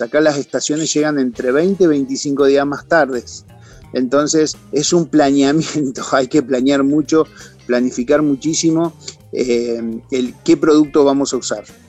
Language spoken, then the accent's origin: Spanish; San Pedro, Buenos Aires Province, Argentina; now in Mendoza, Argentina; Comencé a los 12 años en la ciudad de San Pedro, provincia de Buenos Aires, en donde soy oriundo, o de donde soy oriundo